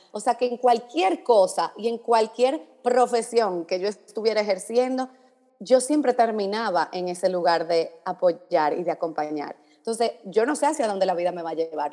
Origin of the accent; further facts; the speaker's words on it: Dominican Republic; now in Miami, United States; yo soy dominicana